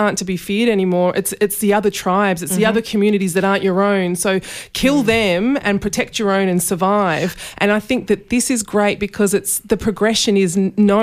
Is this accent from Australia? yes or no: yes; Australia; as Australian filmmakers